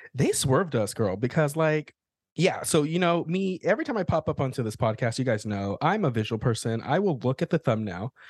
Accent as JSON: {"language": "English", "region": "the South", "country": "United States", "tie": "born or raised there", "said": "I grew up, you know, in the middle of nowhere, like, with a whole bunch of cowboys. Like, I am from the Bible Belt. I'm from the South"}